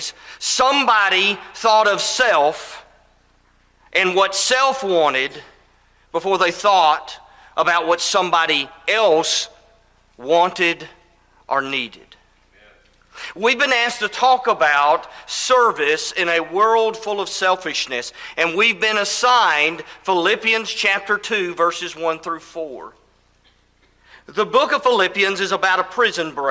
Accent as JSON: {"language": "English", "town": "Elizabethtown", "region": "Kentucky", "country": "United States", "tie": "born or raised there", "also_born_or_lived": "Tennessee", "moved": "yes", "lives_now": "Alabama, United States", "said": "I grew up in Elizabethtown, Kentucky."}